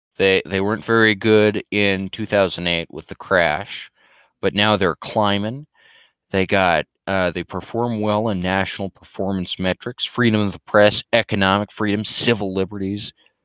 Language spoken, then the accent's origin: English; Dublin, Leinster, Ireland; We're the Irish, and I'm from Dublin, and I respect my nationality, you know.